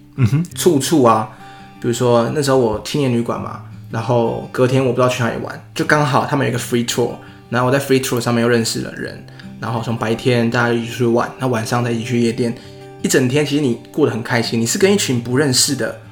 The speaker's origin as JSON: {"language": "Chinese", "country": "Taiwan", "said": "我们台湾人的 口味"}